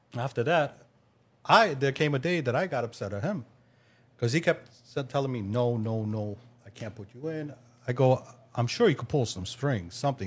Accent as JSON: {"language": "English", "town": "New York City", "region": "New York", "country": "United States", "said": "I'm from Queens, New York"}